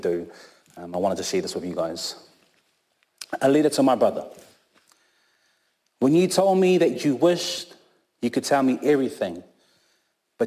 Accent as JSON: {"language": "English", "town": "Christchurch", "region": "Canterbury", "country": "New Zealand", "tie": "born or raised there", "also_born_or_lived": "Auckland, New Zealand", "said": "I was born in Tamaki Makaurau up in Auckland, but raised down here in Christchurch, Ōtautahi, since I've been here since I was three."}